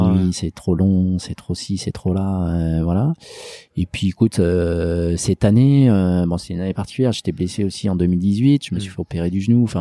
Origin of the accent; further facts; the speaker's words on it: Lyon, Auvergne-Rhône-Alpes, France; moi je suis lyonnais